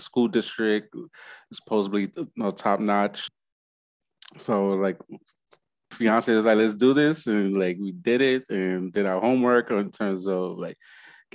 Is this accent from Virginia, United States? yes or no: no; New York City, New York, United States; moved away as an adult; also born or lived in New Jersey; now in Delaware, United States; I'm originally born and raised in the Bronx, Bronx, New York